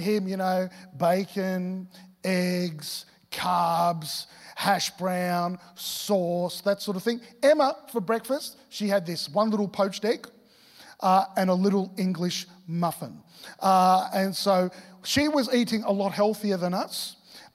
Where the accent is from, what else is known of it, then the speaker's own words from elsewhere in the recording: Victoria, Australia; moved away as an adult; now in Gold Coast, Australia; I originally grew up in Victoria